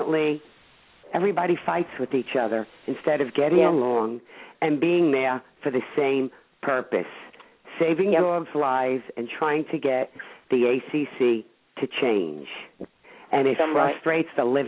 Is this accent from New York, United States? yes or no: yes; New York City, New York, United States; I come from Brooklyn originally